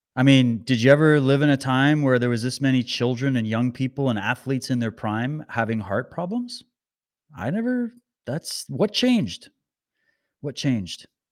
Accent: Canada; as a Canadian

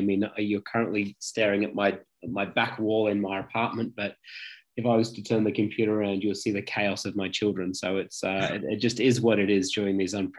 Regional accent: Nottingham, East Midlands, United Kingdom; Well, I'm a fellow Brit. I was born over in the Midlands in a place called Nottingham

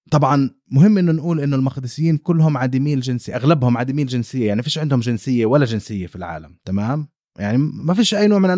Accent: Jerusalem, Palestine; انا شخصي انا انا مقدسي وعايش طول عمري في القدس

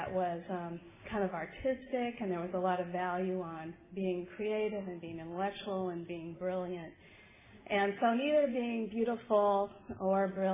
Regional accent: Hermosa Beach, California, United States; I grew up in Southern California, right on the beach in Hermosa Beach

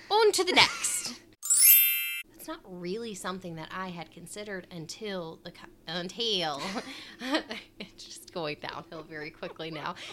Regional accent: Midwest, United States; accent: Midwestern; It's my Midwestern accent.

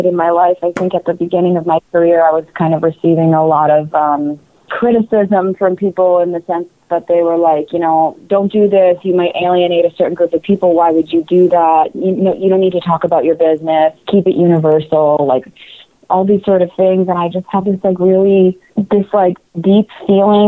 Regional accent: New Jersey, United States; I'm from Jersey

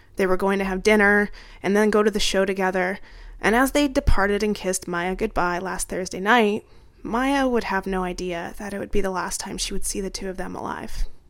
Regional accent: Arizona, United States; moved away; my home state of Arizona

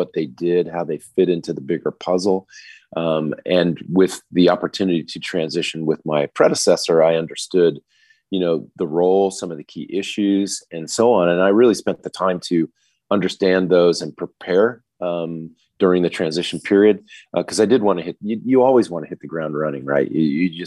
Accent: United States; moved away as an adult; also born or lived in Australia / New Zealand; now in Singapore; I was … from America

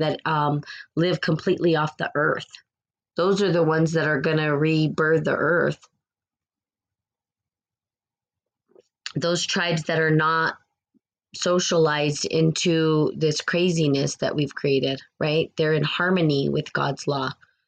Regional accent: New Mexico, United States; the accent that you're hearing is actually from New Mexico. Born and raised in New Mexico, the land of the aliens.

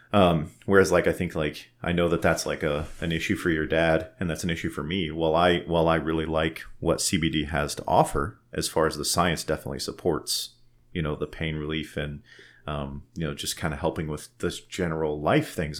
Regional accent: Lyons, Colorado, United States; I was born in Lyons, raised in Lyons

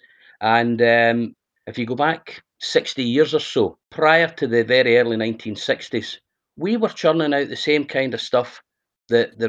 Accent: Helensburgh, Scotland, United Kingdom; moved away as an adult; now in Islay, United Kingdom; I'm originally from the town of Helensburgh. For those that are unaware, Helensburgh sits on the banks of the River Clyde, and it's about 20 miles west of Glasgow. So that's where I was born and brought up.

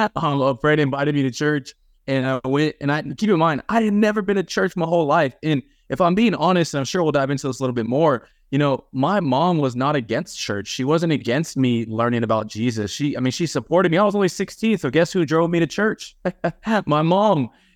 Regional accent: Los Angeles, California, United States; I was actually born in Los Angeles, like in the actual city of LA. And that's where I grew up at.

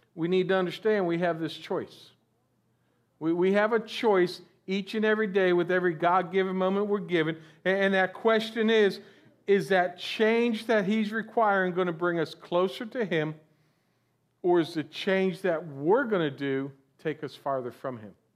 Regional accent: Florida, United States; I'm originally from Florida, born and raised down here

